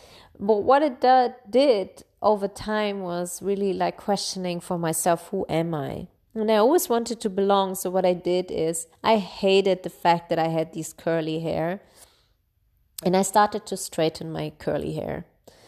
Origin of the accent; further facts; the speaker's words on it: Bavaria, Germany; I grew up in Bavaria, in Germany, and as one of the only like foreigners in this region.